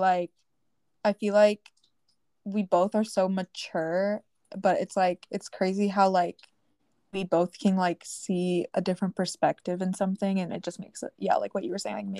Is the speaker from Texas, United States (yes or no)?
yes; Round Rock, Texas, United States; Currently, we're both from the Round Rock area.